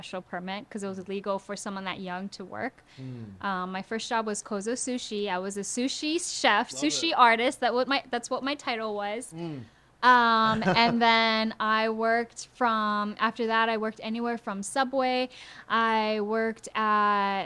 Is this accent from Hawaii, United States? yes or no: yes; Honolulu, Hawaii, United States; we did go to Kaiser High School, and we were very blessed to be in Hawaii Kai. But we weren't as privileged as people think we were when I tell them I'm from Hawaii Kai